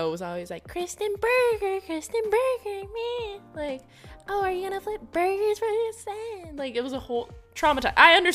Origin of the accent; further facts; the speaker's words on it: Hawaii, United States; growing up in Hawaii, my household easily took a Japanese route